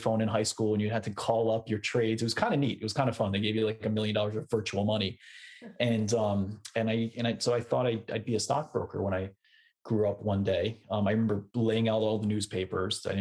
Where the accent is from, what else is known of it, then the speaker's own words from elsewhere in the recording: Westchester, New York, United States; also born or lived in Brooklyn, New York; originally, I grew up in Westchester, which is about an hour north of New York City